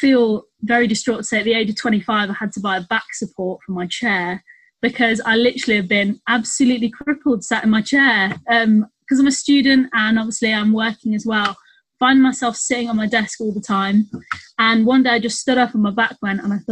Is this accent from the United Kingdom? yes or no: yes; Nottingham, East Midlands, United Kingdom; now in Birmingham, United Kingdom; I'm not from Birmingham. I live in Birmingham. I'm from Nottingham.